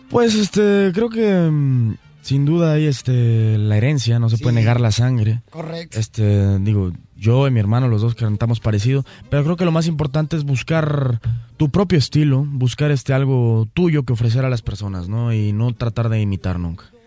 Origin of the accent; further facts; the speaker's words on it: Mexico; así somos los mexicanos, somos gente trabajadora y muy honrada